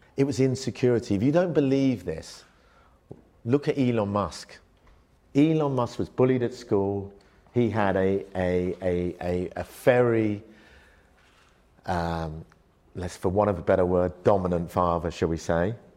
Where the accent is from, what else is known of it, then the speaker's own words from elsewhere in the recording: London, United Kingdom; also born or lived in Malaysia; I went from an upbringing where in Malaysia, my family were a very wealthy family. We had a very big rubber plantation, uh, had, you know, servants, cleaners, X, Y, Z, to being in a council estate in London, literally with nothing.